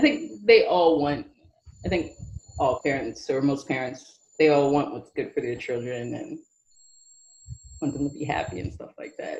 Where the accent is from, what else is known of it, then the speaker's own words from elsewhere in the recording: New York City, New York, United States; also born or lived in Manhattan; I grew up in Brooklyn, New York